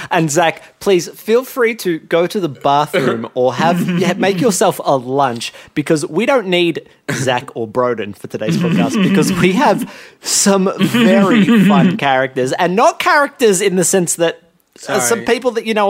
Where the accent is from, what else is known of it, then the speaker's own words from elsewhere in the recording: Alabama, United States; accent: Alabama; I'm from Alabama, hence the heavy accent. I was born and raised in Alabama around darts.